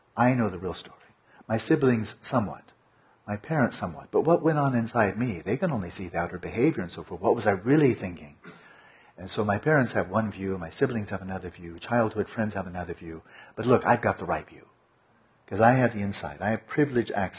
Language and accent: English; Pasadena, California, United States; When I was born in Pasadena